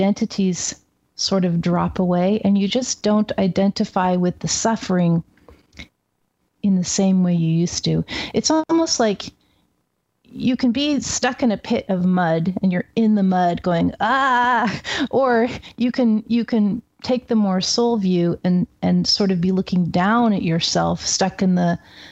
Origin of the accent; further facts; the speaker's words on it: Seattle, Washington, United States; moved away as an adult; now in Oregon, United States; I grew up in Seattle, West Coast.